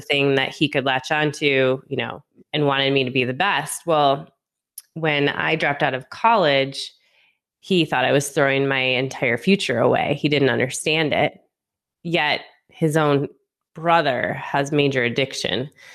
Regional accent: outside Detroit, Michigan, United States; moved away as an adult; also born or lived in North Carolina / Las Vegas; I'm originally from Michigan, um, just outside of Detroit in the suburbs

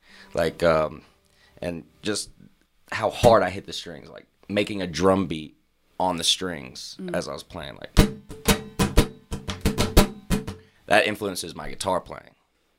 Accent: Louisiana, United States; Well, you know, I grew up near New Orleans, so I went there pretty regularly.

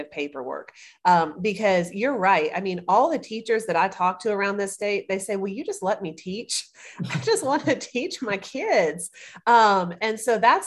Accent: Greenville, South Carolina, United States; now in Columbia, United States; I am originally from Greenville, South Carolina. I live in Columbia now

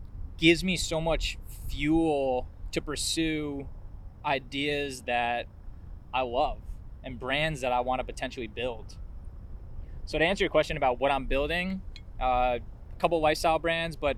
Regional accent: Warwick, New York, United States; I grew up in Warwick, New York, just out, like, an hour north of the city

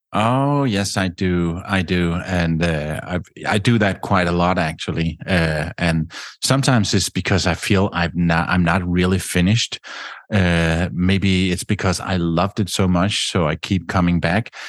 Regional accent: Denmark; I grew up in Denmark

